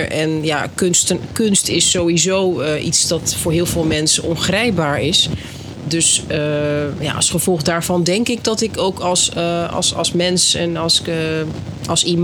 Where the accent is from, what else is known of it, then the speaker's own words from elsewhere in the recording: Netherlands; Ja, want jij bent hier geboren en opgegroeid. Ja, en getogen.